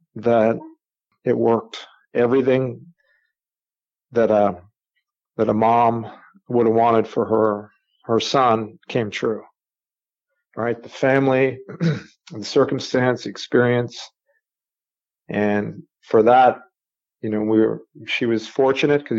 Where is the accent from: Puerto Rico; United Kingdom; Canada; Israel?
Canada; I grew up in Canada